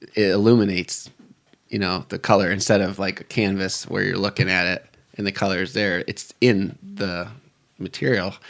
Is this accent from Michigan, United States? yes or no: yes; Detroit, Michigan, United States; I'm from the Detroit area. I grew up, um, around Lake Saint Clair